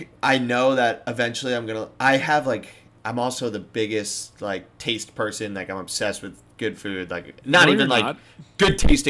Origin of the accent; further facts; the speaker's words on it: Long Island, New York, United States; I've also been golfing on Long Island, so I've been going to Gino's Pizzeria in my hometown